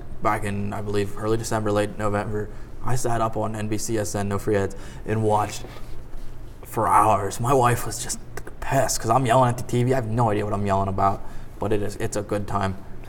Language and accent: English; United States; I just love being an American